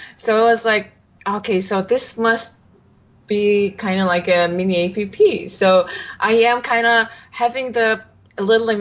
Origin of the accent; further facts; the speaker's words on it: Mongolia; now in San Francisco, United States; I'm from Mongolia